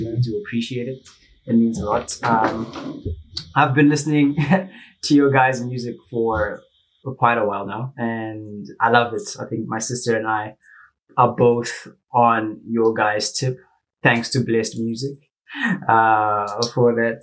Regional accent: Zimbabwe; moved away as an adult; now in South Africa; I'm from Zimbabwe, uh, but I'm currently studying in South Africa

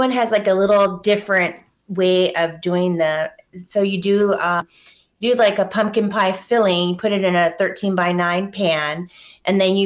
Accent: Hawaii, United States; now in Wisconsin, United States; I grew up in Hawaii, and there's no seasonal change

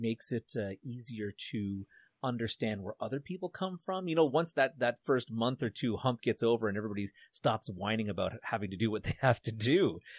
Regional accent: Canada; being a Canadian

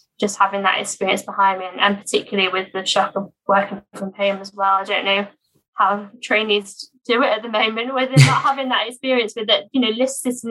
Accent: Norfolk, East of England, United Kingdom; moved away as an adult; also born or lived in Sheffield; now in Leeds, United Kingdom; I'm actually from Norfolk, so I've not sort of returned back there since university

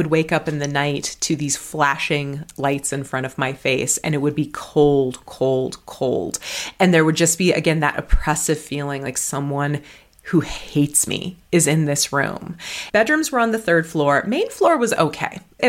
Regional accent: Colorado, United States; born there; also born or lived in New Mexico / Wyoming / Minnesota; I'm from all over the West. I was born in Colorado, lived in New Mexico, Wyoming. We spent 4 years in Minnesota so I could get a master's degree.

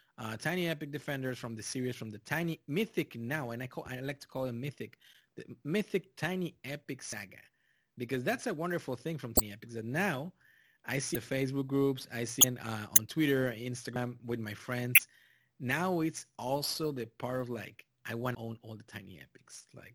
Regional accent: Texas, United States; also born or lived in Mexico; I come from Mexico, and even if I grew up in South Texas, it's literally Mexico.

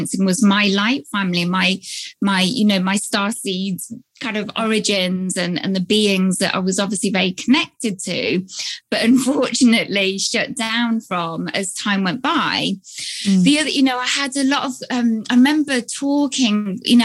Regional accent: United Kingdom; I'm here based in the UK, as you can probably tell from my accent.

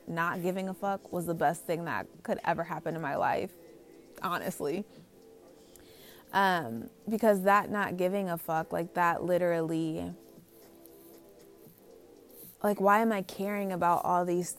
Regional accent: United States; also born or lived in Los Angeles, California; I'm from here, like, I'm an American

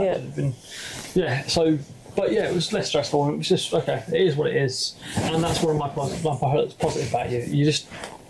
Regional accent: England, United Kingdom; I'm now southern, not just English. But the problem being in Scotland is the fact I'm English.

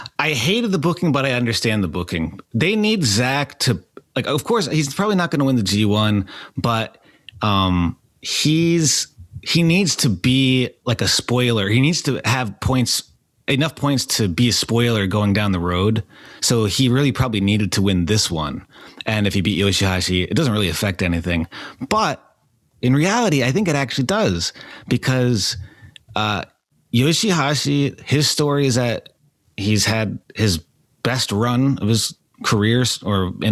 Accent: upstate New York, United States; I grew up in New York. I grew up upstate, but I went downstate to New York

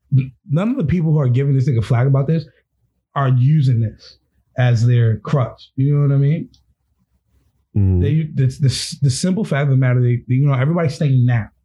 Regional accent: United States; Because I'm American

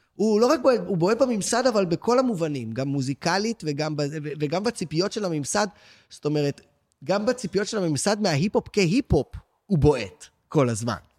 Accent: Tel Aviv, Tel Aviv District, Israel; בטח שאני גם תל אביבי, שגם לא היה לי את העניין של אפילו לעבור לתל אביב

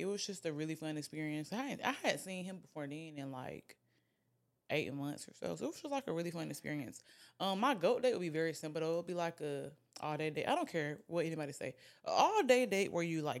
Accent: Alabama, United States; I'm from Alabama.

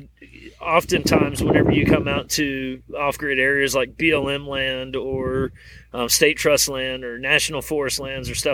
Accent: East Coast, United States; moved away; I grew up on the East Coast where we dealt with hurricanes every year.

